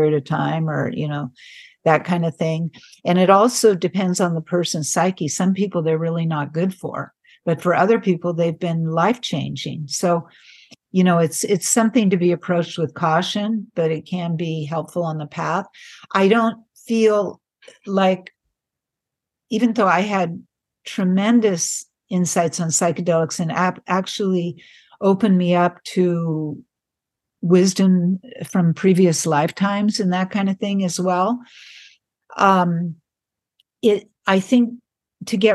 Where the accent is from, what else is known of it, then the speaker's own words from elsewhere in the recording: San Francisco Bay Area, California, United States; I grew up in the San Francisco Bay Area in the 60s